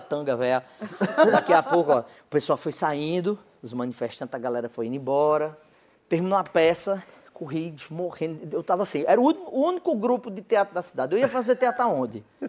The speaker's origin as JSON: {"language": "Portuguese", "town": "Cajazeiras", "region": "Paraíba", "country": "Brazil", "said": "eu sou de Cajazeiras, que é interior da Paraíba."}